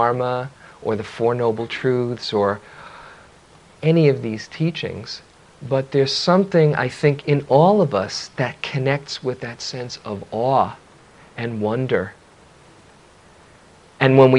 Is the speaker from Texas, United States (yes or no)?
no; New York City, New York, United States; when I was a kid growing up in New York City